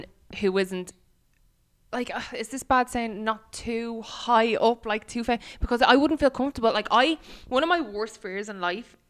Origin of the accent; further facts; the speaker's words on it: Ireland; we're Irish.